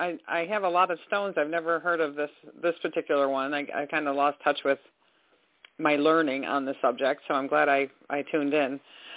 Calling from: Michigan, United States; Pam, I'm calling from Michigan.

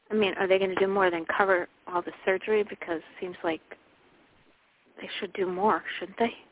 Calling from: Connecticut, United States; i'm calling from connecticut

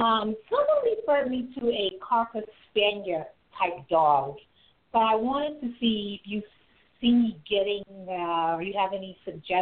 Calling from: New York City, New York, United States; I'm calling from New York City.

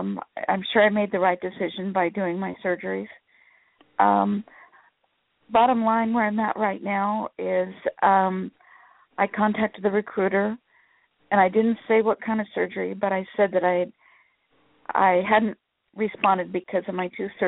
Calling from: Sacramento, California, United States

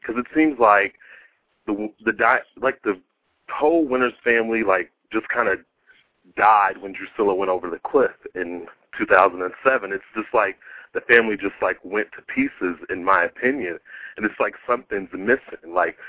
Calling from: Columbus, Ohio, United States; I'm calling from Columbus, Ohio.

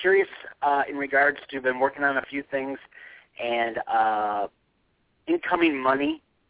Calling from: Arizona, United States; I'm calling from Arizona.

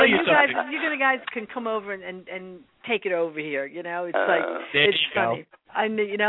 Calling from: New York, United States; I'm calling from New York.

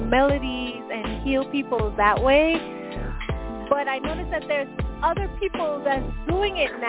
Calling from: New York, United States; I'm calling from New York.

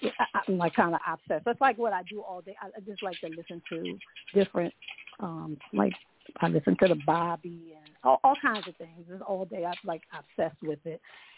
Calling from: Orlando, Florida, United States; I'm in Orlando, Florida.

